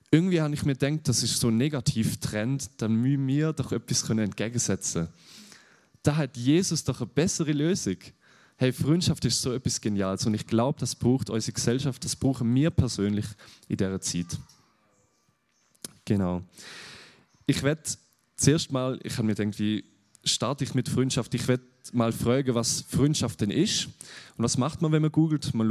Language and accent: German; Germany; ich bin aus Deutschland, ich bin jetzt nicht aus der Schweiz, genau darum. Das hört man manchmal mehr, wenn ich nervös bin, genau.